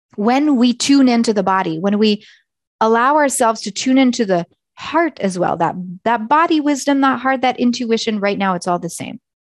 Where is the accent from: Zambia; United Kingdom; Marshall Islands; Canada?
Canada; Eastern Canada; moved away as an adult; also born or lived in Nepal; now in Alberta, Canada; my home is in Eastern Canada or where I grew up